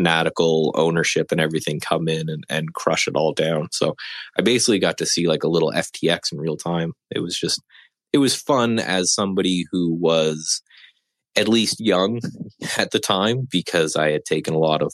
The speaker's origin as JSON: {"language": "English", "country": "Canada", "said": "living in Canada and being Canadian"}